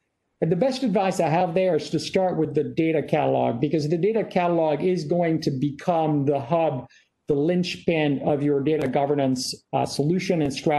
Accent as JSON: {"language": "English", "town": "Paris", "region": "Île-de-France", "country": "France"}